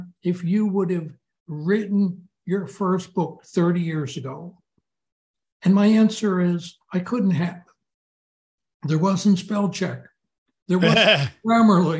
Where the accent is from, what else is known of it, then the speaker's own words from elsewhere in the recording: Philadelphia, Pennsylvania, United States; I grew up in Philadelphia